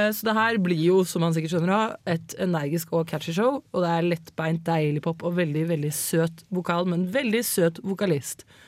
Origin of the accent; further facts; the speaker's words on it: Eastern Norway, Norway; jeg er østlending